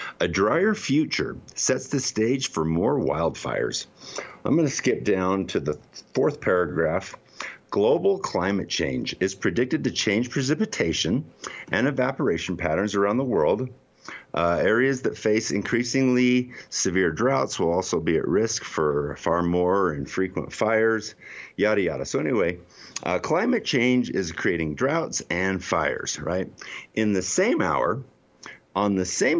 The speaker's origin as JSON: {"language": "English", "town": "Salt Lake City", "region": "Utah", "country": "United States", "tie": "born or raised there", "said": "I'm in Salt Lake City, Utah"}